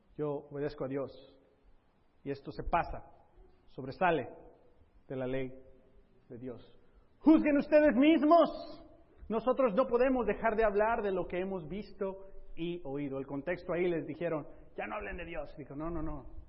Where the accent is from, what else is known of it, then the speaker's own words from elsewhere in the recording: Mexico; now in Southern California, United States; hablándote aquí como mexicano